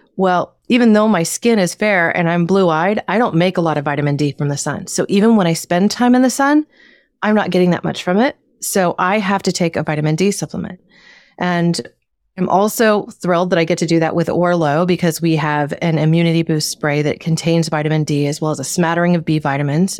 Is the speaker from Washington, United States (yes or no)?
no; Southern Oregon, United States; now in Northern California, United States; I grew up in Southern Oregon and what is known as the Pacific Northwest